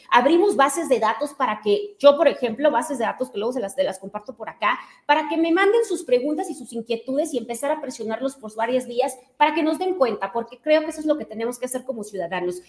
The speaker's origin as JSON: {"language": "Spanish", "town": "Tijuana", "region": "Baja California", "country": "Mexico", "said": "Yo soy de Tijuana"}